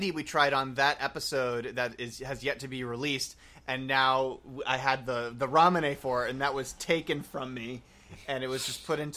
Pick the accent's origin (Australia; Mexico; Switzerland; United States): United States; Massachusetts